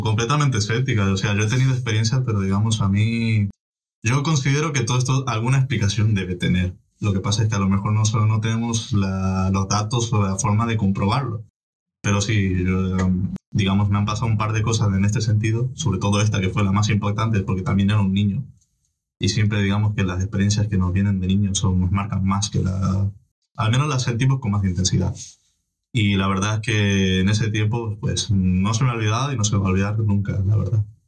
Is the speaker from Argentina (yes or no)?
yes; Argentina; moved away; Yo vengo de Argentina, una zona bastante, eh, con bastante delincuencia y demás